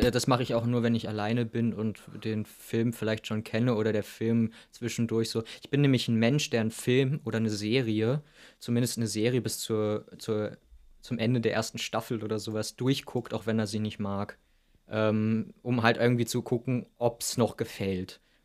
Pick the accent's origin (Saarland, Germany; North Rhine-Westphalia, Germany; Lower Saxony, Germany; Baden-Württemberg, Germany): Lower Saxony, Germany; Wilhelmshaven; ich bin ja in Wilhelmshaven an der Nordsee aufgewachsen